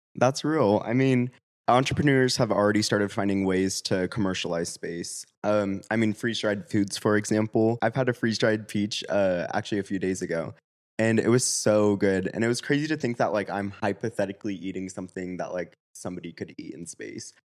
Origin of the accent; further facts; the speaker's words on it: Sacramento, California, United States; also born or lived in Los Angeles; I'm originally from Sacramento